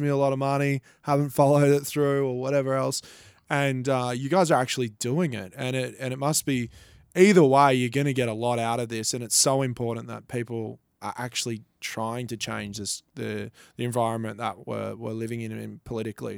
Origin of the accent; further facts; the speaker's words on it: Gold Coast, Queensland, Australia; I'm from the Gold Coast